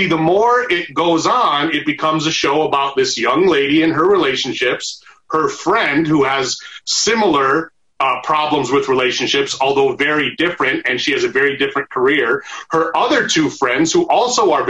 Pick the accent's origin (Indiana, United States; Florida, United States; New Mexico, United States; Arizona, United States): Arizona, United States; also born or lived in Michigan; now in Los Angeles, United States; I fucking grew up in Arizona